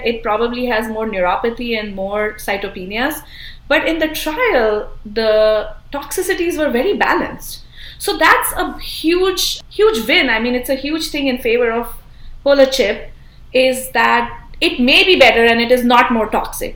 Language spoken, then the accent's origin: English; India; now in United States; I originally I'm from India